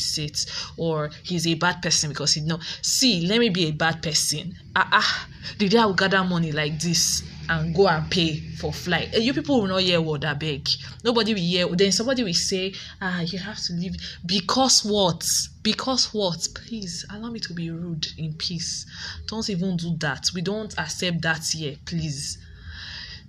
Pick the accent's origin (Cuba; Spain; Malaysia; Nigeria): Nigeria; grow up as a Nigerian in a Nigerian home